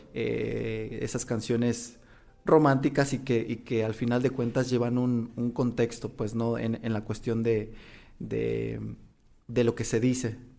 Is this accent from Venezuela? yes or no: no; Las Choapas, Veracruz, Mexico; now in La Piedad, Mexico; soy originario de Las Chopas, Veracruz, eh, tengo ya aquí ah, alrededor de 20 tres años más o menos, le calculo. Aquí en La Piedad ya soy más piadense que, que jarocho